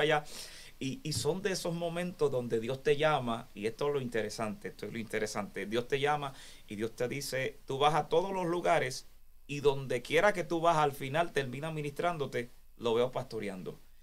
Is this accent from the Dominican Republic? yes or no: yes; Dominican Republic; moved away as an adult; also born or lived in Santo Domingo; Cuando yo estaba en Santo Domingo, yo estaba a tiempo completo